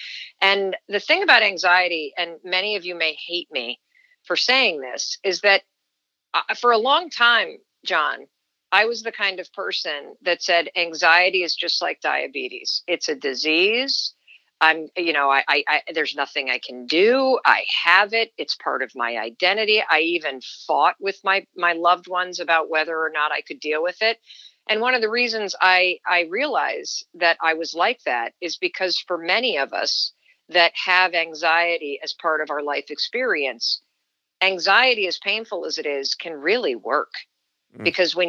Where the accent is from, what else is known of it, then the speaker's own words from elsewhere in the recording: Kansas City, Missouri, United States; born there; I was born in Kansas City, Missouri. My dad was a medical student there, and my mother worked for the IRS at night while my dad was in school.